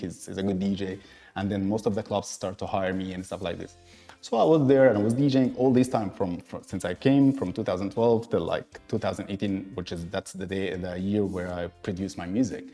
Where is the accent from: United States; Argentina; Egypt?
Egypt; now in Dubai, United Arab Emirates; born and raised in Egypt, based in Dubai.